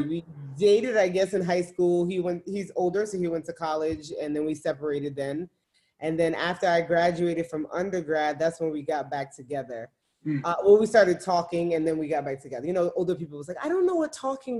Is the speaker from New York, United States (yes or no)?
yes; New York City, New York, United States; moved away as an adult; now in Dallas, United States; Born and raised in Brooklyn, New York, now living in Dallas, Texas for the past 4 years.